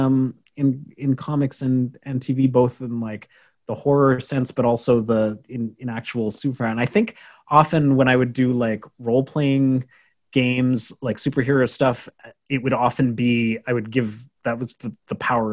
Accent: Canada; I'm from Canada

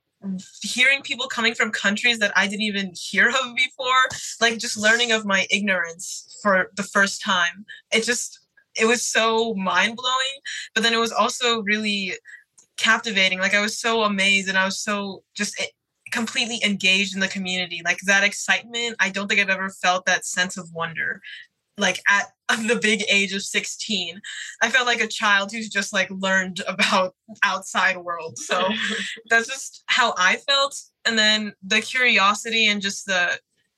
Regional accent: Houston, Texas, United States; We're both from Houston, Texas

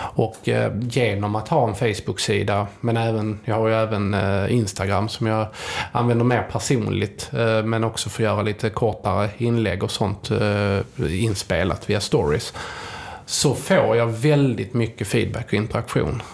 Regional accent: Helsingborg, Skåne, Sweden; jag är från Helsingborg

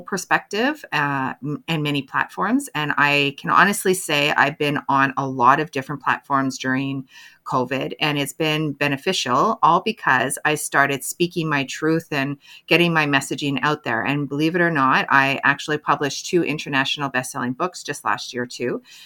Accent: Canada; I'm a Canadian mental health advocate

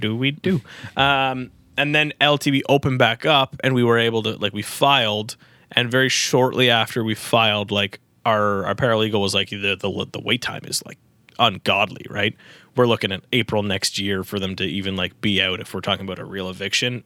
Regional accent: Newmarket, Ontario, Canada; I'm from New Market

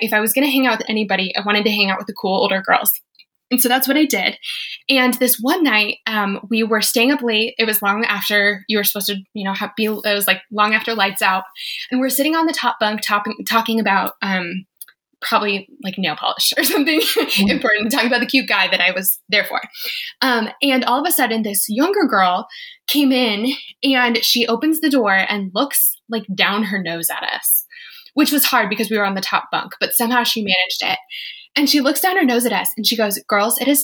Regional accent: Colorado, United States; I'm from Colorado.

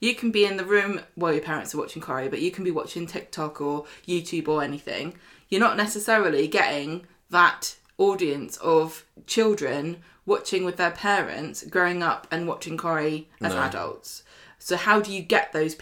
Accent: United Kingdom; we're British

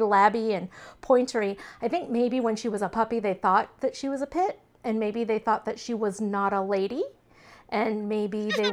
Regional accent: Texas, United States; we're Texan

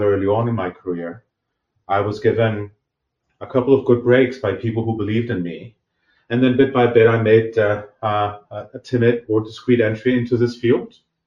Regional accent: Athens, Attica, Greece; I was born and raised actually in Athens, Greece, where I actually did all my studies

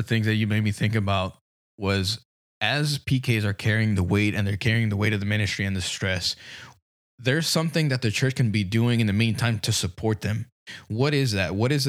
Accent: California, United States; ever since I was growing up in California.

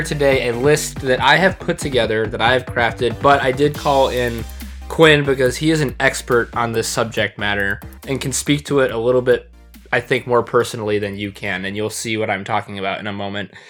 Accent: Michigan, United States; I grew up in Michigan

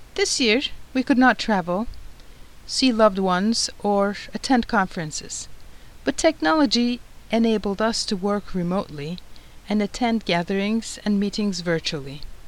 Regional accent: Turkey; moved away as an adult; also born or lived in Istanbul; I'm originally from Turkey and I went to medical school, Marmara University School of Medicine, in Istanbul

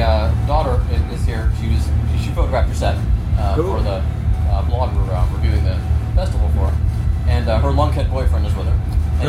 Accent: Cleveland, Ohio, United States; I'm from Cleveland.

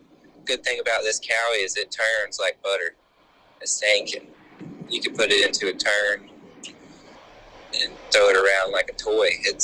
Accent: Florida, United States; also born or lived in South Carolina / North Carolina; I was born in Florida, but my dad, we moved around for his work growing up, and I spent some years at the border because that was where we were at the time. But I've been from you know, different parts of Florida up to South Carolina

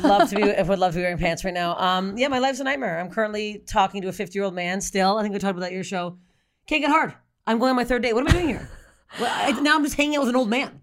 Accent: Canada; I'm Canadian

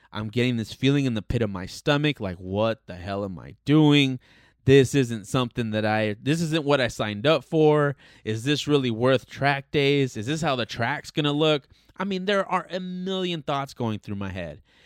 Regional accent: Los Angeles, California, United States; born and raised in Southern California, born and raised in Los Angeles specifically

